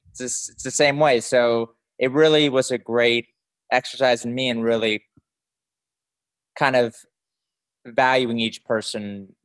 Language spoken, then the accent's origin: English; Dallas, Texas, United States; I am from Dallas, born and raised.